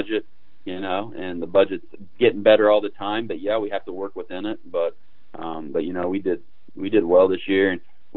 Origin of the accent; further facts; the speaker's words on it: Indiana, United States; moved away as an adult; growing up in Indiana, being away for 20 years, being back now